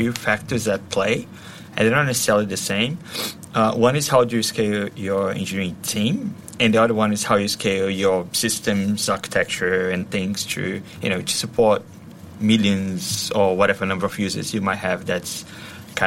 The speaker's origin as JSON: {"language": "English", "country": "Brazil", "also_born_or_lived": "Australia / London, United Kingdom", "moved": "as an adult", "said": "I'm originally from Brazil, and back then, I worked for various different companies."}